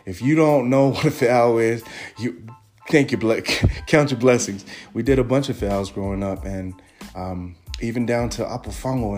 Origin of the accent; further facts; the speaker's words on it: Compton, California, United States; there was a love for the Samoan in Compton. And growing up there